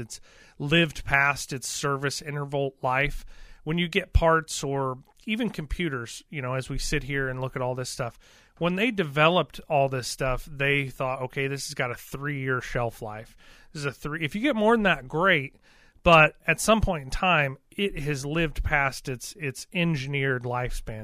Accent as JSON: {"language": "English", "region": "Missouri", "country": "United States", "said": "We're from Missouri"}